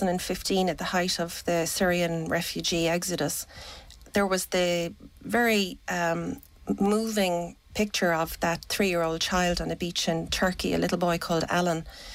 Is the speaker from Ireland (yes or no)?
yes; Patrickswell, Munster, Ireland; moved away as an adult; also born or lived in Dublin, Ireland; now in Paris, France; I grew up in Patrick's Well in West Limerick, and I met a French man in university, in Dublin City University, and we got married, and I ended up in France, where I've been now for about 25 years.